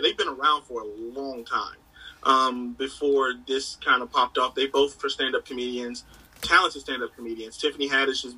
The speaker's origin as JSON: {"language": "English", "region": "North Carolina", "country": "United States", "said": "I'm from North Carolina"}